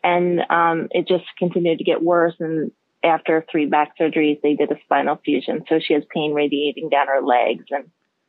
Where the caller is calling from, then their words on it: Delanson, New York, United States; I'm calling from Delancey, New York, which is just west of Albany.